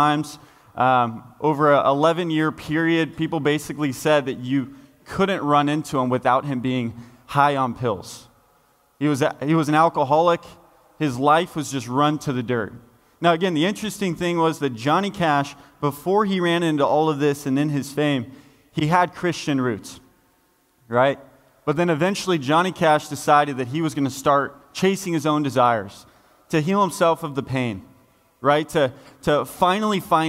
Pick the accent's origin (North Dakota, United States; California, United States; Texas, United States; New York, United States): California, United States; Folsom; I grew up in Folsom, California